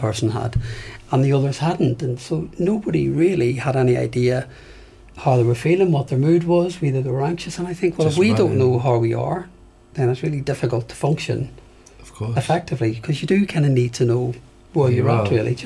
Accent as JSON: {"language": "English", "town": "Belfast", "region": "Northern Ireland", "country": "United Kingdom", "tie": "born or raised there", "moved": "yes", "said": "I grew up in Belfast"}